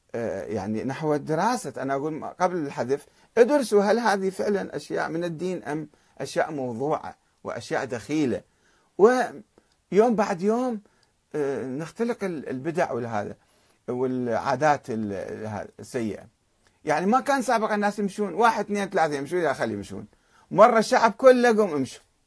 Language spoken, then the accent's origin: Arabic; Iraq; عندنا بالعراق